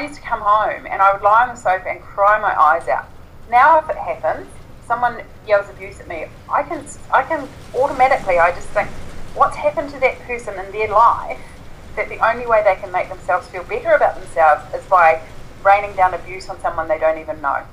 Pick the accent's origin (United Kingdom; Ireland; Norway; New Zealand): New Zealand; Invercargill, Southland; I was born and grew up, grew up in Invercargill